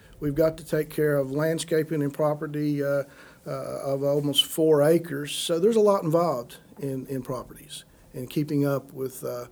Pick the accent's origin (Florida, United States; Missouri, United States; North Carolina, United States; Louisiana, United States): North Carolina, United States; Wilkes County; I grew up here in Wilkes County.